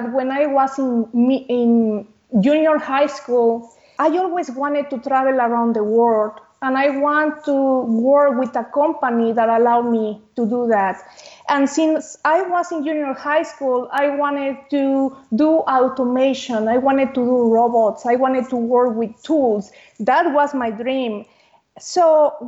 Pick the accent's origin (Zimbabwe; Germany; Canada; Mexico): Mexico; moved away as an adult; also born or lived in Nuevo León; now in Houston, United States; I was raised and born in Mexico. And when I was 24 years old, I actually left Mexico